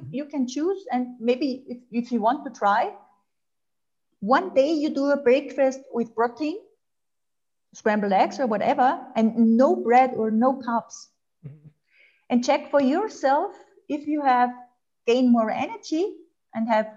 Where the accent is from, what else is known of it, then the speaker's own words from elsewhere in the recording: Austria; English is a second language; also born or lived in Germany; I'm Austrian